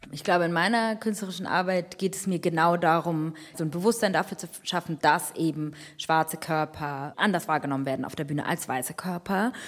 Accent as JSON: {"language": "German", "country": "Germany", "tie": "born or raised there", "said": "ich bin in Deutschland geboren, aufgewachsen, sozialisiert"}